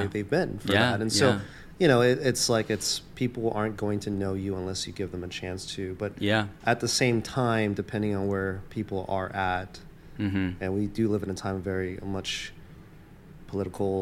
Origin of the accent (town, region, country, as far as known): Atlanta, Georgia, United States; born or raised there; moved away as an adult; also born or lived in Taiwan; now in New York, United States